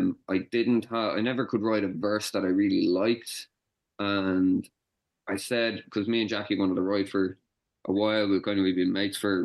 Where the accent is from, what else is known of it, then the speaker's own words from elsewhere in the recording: Gorey, Leinster, Ireland; I grew up in Gorey in Wexford